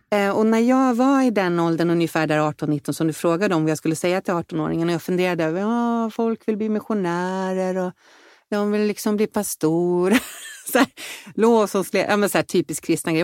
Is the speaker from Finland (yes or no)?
no; Vallentuna, Stockholm County, Sweden; moved away as an adult; also born or lived in Danderyd; now in Insjön, Sweden; Jag växte upp i Vallentuna utanför Stockholm